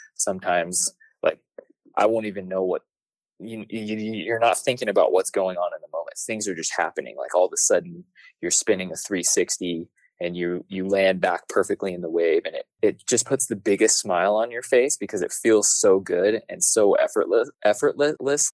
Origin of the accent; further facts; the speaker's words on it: Denver, Colorado, United States; also born or lived in Golden, Colorado; I'm from Denver, Colorado